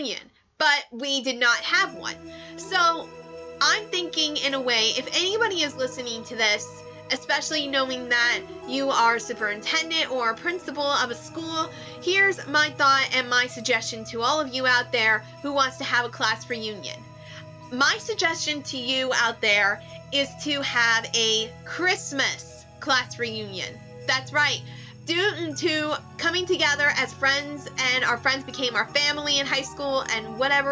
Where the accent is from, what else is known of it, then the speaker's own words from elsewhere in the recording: McKeesport, Pennsylvania, United States; also born or lived in Elizabeth, Pennsylvania; I moved from Elizabeth to McKeesport when I started 8th grade